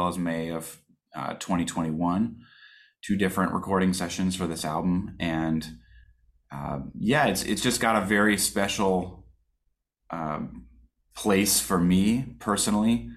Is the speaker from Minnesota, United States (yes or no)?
yes; Minneapolis, Minnesota, United States; moved away as an adult; also born or lived in Eau Claire, Wisconsin / Brooklyn, New York; now in Bloomington, United States; I grew up in Minneapolis, St. Paul area in Minnesota